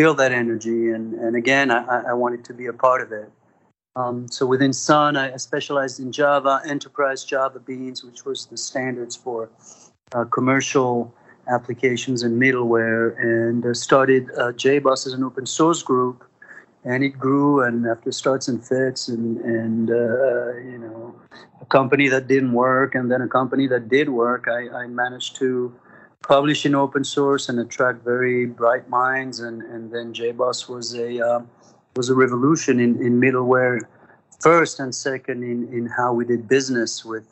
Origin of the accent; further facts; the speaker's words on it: France; moved away as an adult; also born or lived in Spain / Paris, France; now in United States; I was born in France, Franco-Spaniard. Lived in France and Spain. Did all my studies in France, and came to the United States